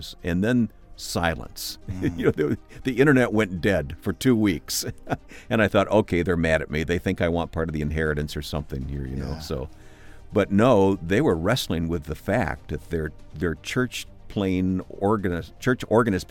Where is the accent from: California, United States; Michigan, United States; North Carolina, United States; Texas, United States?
Michigan, United States; I grew up in Michigan